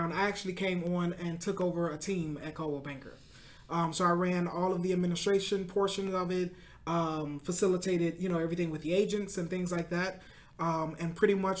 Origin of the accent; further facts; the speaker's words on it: Chicago, Illinois, United States; also born or lived in Calumet City, Illinois / Oak Park, Illinois; Born and raised in Chicago